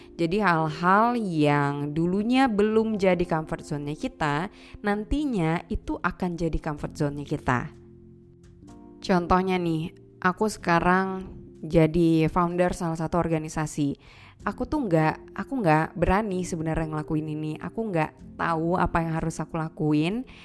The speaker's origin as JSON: {"language": "Indonesian", "region": "Aceh", "country": "Indonesia", "tie": "born or raised there", "said": "aku lahir, besar, dan tinggal di Aceh"}